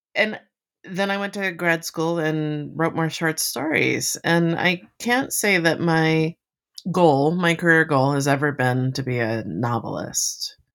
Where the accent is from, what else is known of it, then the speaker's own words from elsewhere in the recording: Miami, Florida, United States; now in western Massachusetts, United States; I grew up in Miami, um, next to the ocean.